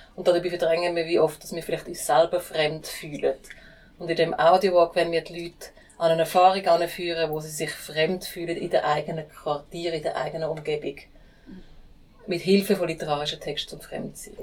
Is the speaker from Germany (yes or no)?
no; United States; now in Switzerland; bei mir in den USA auch funktioniert. Da, wo ich herkomme.